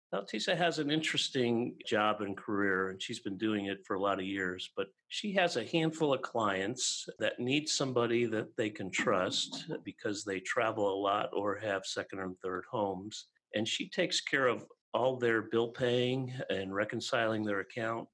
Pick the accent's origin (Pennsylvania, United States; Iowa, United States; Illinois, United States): Illinois, United States; Chicago; we grew up in Chicago